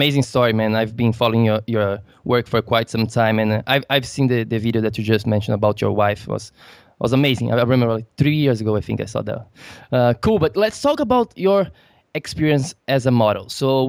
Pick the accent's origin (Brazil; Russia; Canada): Brazil; I'm from Brazil